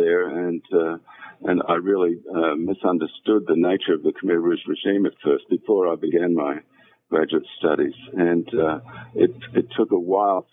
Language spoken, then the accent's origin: English; Australia; I was born and educated in Australia